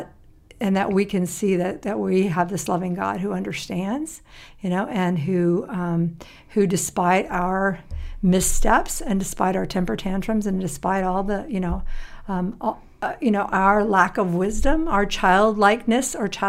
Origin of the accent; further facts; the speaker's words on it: Tennessee, United States; I have country music post-traumatic stress syndrome. I told you, growing up in Tennessee, that's right.